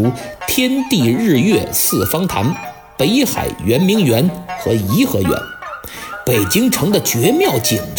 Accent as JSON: {"language": "Chinese", "region": "Beijing", "country": "China", "said": "作为一个北京人，我时常感觉自己生活在一个既魔幻又现实的大城市里。"}